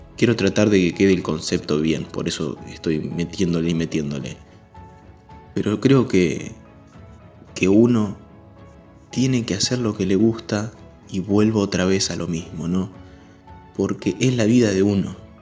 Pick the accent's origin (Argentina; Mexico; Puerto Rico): Argentina; Chivilcoy, Buenos Aires Province; Yo soy argentino, de la ciudad de Chivilcoy